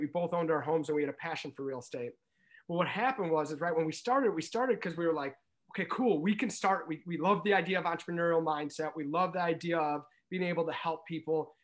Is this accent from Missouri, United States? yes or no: yes; St. Louis, Missouri, United States; now in Chicago, United States; growing up in Saint Louis, we didn't have a basketball team, right? And so, yes, I've been in Chicago for seventeen years